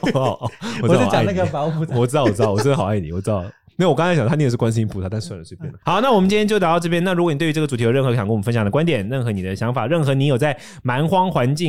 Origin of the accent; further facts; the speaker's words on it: Taiwan; 我们刚刚展现出了我们台湾人的傲慢